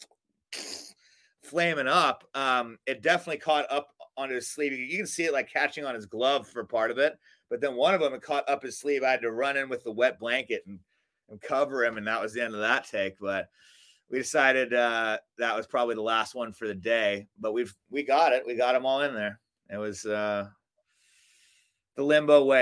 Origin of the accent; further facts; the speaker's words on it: Melbourne, Victoria, Australia; also born or lived in Alaska / Hawaii; now in Long Beach, United States; we grew up in Melbourne, Australia